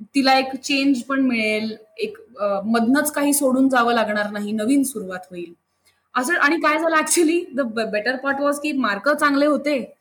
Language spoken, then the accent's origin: Marathi; Mumbai, Maharashtra, India; मी जिथे राहते ना मुंबईत ती पण अशी खूप जुनी अत्यंत कल्चर्ड अशी सोसायटी आहे शास्त्री हॉल म्हणून बऱ्याचशा मुंबईत होणाऱ्या लोकांना माहिती पण आहे तर तिथे आमचं सगळं कल्चरच असं एक फॅमिली असल्यासारखंच आहे त्यामुळे कोणीही कोणाकडे जाणं दरवाजे कायम उघडे असणं खूप मज्जेत गेलं माझं बालपण